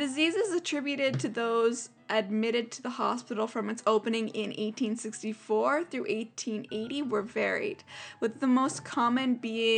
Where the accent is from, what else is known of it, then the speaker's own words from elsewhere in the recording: Canada; I'm Canadian